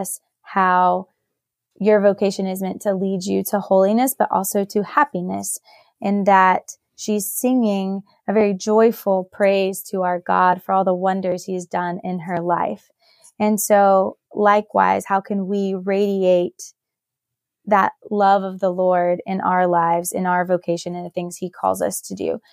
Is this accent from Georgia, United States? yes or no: no; Knoxville, Tennessee, United States; I am originally from Knoxville, so born and raised